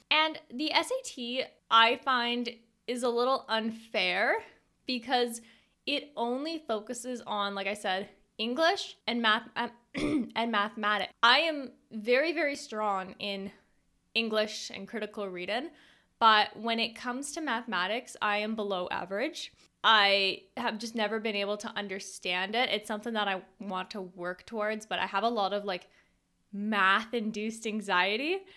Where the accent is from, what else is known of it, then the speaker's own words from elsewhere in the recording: Canada; a Canadian homeschooled girl